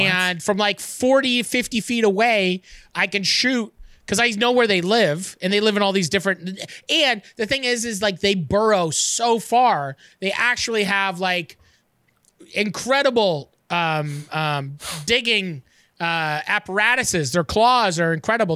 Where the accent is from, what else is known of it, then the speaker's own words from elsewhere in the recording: Canada; as a Canadian